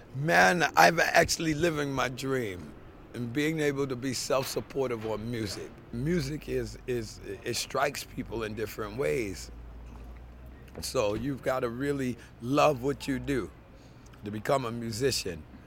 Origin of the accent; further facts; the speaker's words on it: Baltimore, Maryland, United States; moved away as an adult; now in New York, United States; born and raised in Baltimore